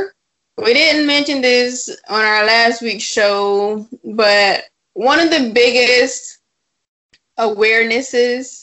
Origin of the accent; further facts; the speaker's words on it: South Florida, United States; I'm from South Florida